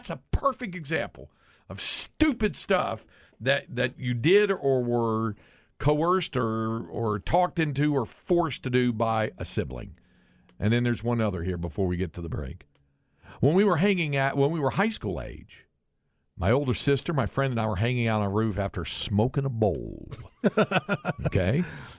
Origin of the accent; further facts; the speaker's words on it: West, Texas, United States; as a kid growing up in West, we've all been through West on I-35, me and my two older brothers play hide and seek